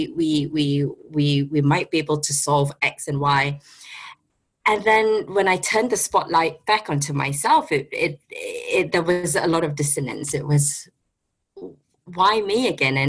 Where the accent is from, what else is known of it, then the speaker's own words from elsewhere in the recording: Singapore; moved away as an adult; now in London, United Kingdom; based in London. I'm originally from Singapore